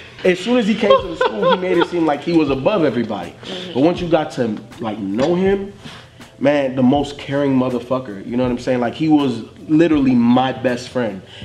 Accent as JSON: {"language": "English", "region": "Florida", "country": "United States", "tie": "born or raised there", "said": "growing up in Florida."}